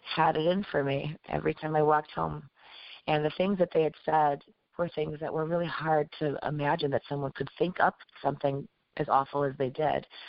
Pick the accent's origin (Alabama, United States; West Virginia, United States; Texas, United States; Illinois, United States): Illinois, United States; Chicago; I was born and raised in Chicago, but my parents came from obviously where they came from.